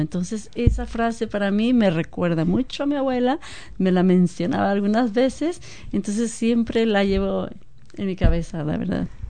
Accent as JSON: {"language": "Spanish", "town": "Guadalajara", "region": "Jalisco", "country": "Mexico", "tie": "born or raised there", "also_born_or_lived": "Seattle", "moved": "as an adult", "lives_now": "New Zealand", "said": "originaria de Guadalajara, México."}